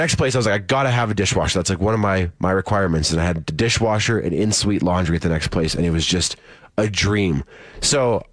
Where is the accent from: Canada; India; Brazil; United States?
Canada; Saskatchewan; where I grew up in Saskatchewan